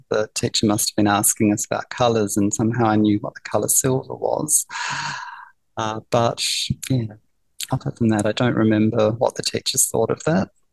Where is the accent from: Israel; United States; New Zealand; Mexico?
New Zealand; now in Melbourne, Australia; I grew up in New Zealand and uh, I uh, moved to Melbourne in the year 2000. So uh, all my um, early years were in New Zealand